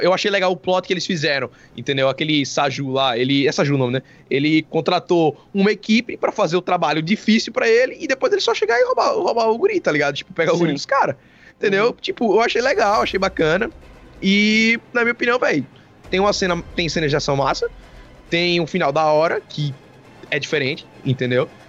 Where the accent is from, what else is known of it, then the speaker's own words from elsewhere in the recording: Sergipe, Brazil; a gente é de Sergipe